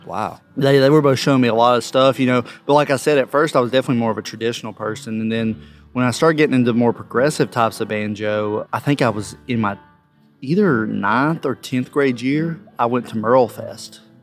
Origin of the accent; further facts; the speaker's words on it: Ashe County, North Carolina, United States; now in Johnson City, United States; I'm from Ashe County, North Carolina originally, but now I live in Johnson City, Tennessee